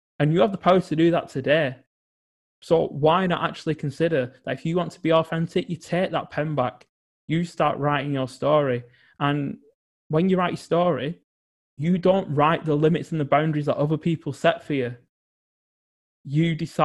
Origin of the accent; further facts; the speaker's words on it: England, United Kingdom; growing up in England.